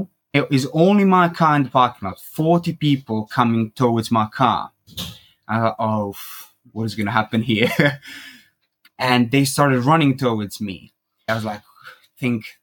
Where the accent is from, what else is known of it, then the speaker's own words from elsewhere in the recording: Croatia; moved away as an adult; also born or lived in United Kingdom; Originally, I'm from Croatia